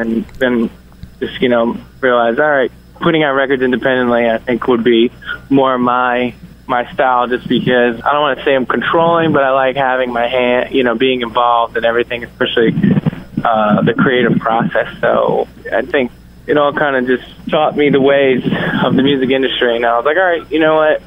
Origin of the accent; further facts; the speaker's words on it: Yonkers, New York, United States; Yonkers is uh, right outside of New York City, so I kind of got the New York City uh, experience growing up